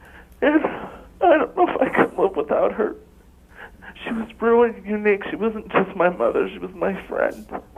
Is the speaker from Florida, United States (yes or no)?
yes; Florida, United States